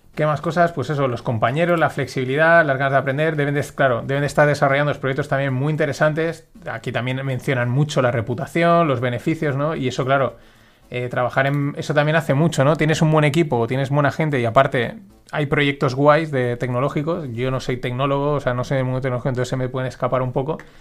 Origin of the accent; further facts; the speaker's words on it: Valencia, Valencian Community, Spain; Nosotros somos de Valencia y somos una ciudad grande